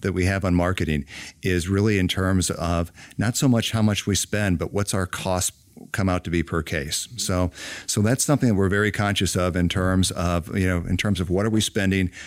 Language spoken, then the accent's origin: English; Illinois, United States; moved away as an adult; now in Georgia, United States; growing up in Illinois